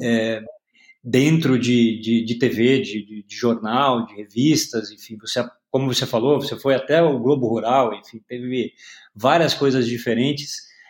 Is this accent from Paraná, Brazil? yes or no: yes; Paraná, Brazil; now in São Paulo, Brazil; Eu nasci no Paraná.